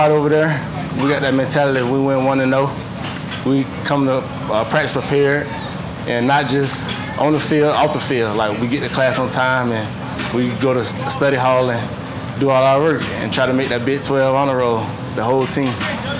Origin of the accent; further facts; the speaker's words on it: Tampa, Florida, United States; I'm from Tampa, but I live outside of Tampa.